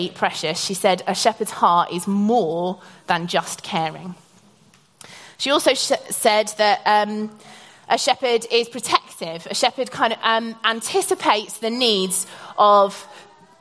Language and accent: English; Norfolk, East of England, United Kingdom; I grew up in Norfolk